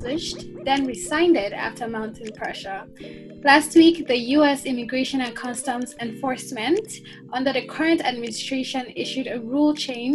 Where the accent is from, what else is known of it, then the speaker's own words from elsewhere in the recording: Nigeria; moved away as an adult; now in Iowa City, United States; I'm from Nigeria.